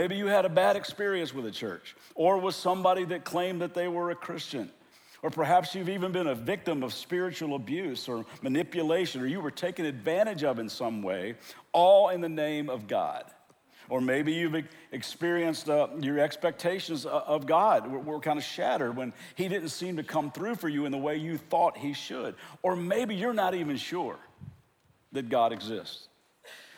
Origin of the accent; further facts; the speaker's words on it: Kentucky, United States; now in Southern California, United States; I am from Kentucky, born and raised there, but I live in Southern California.